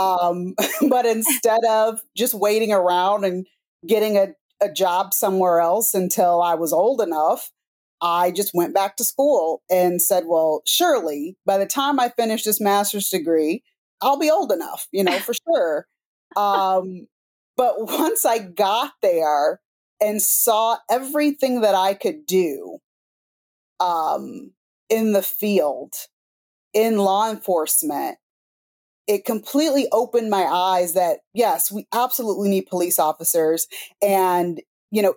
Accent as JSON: {"language": "English", "town": "Topeka", "region": "Kansas", "country": "United States", "tie": "born or raised there", "said": "growing up in Topeka, Kansas, it's kind of rural"}